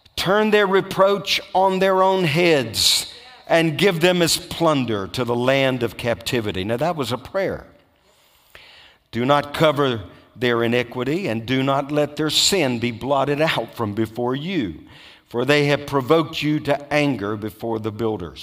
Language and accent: English; Louisiana, United States; I grew up in Louisiana